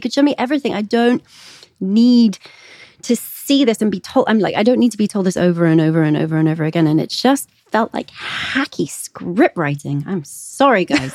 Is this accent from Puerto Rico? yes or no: no; England, United Kingdom; moved away; I grew up in England.